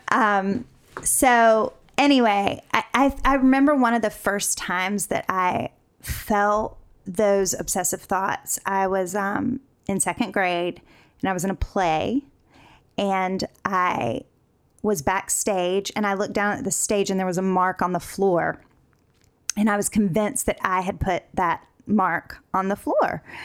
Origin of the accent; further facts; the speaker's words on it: North Carolina, United States; moved away as an adult; now in Los Angeles, United States; across the country from North Carolina Uh, so I grew up in the South